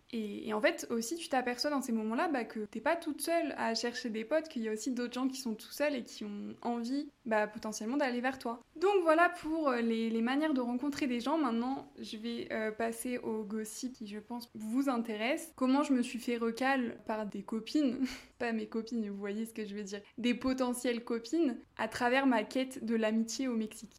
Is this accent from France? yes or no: yes; France; moved away as an adult; also born or lived in Los Angeles / Mexico; ça fait un an que je suis partie de France